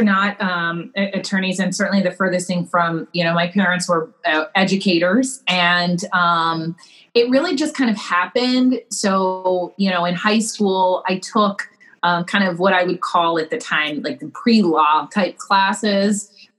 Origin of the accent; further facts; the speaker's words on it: Panama; moved away as an adult; So I grew up in the Republic of Panama because of my parents' jobs. So, you know, I had kind of the jump of leaving Panama and then going to college in Atlanta.